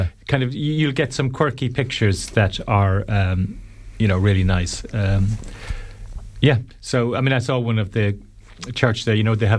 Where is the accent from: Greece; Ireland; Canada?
Ireland; Limerick, Munster; I grew up, I'm from Limerick, and Kilkee was my spot when I was young.